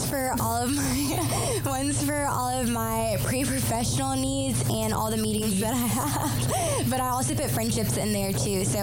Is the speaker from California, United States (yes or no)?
no; Greenville, South Carolina, United States; also born or lived in Raleigh; And I am from Raleigh, North Carolina. And um, yeah, I grew up over in South Carolina, in Greenville, South Carolina, and then I moved there.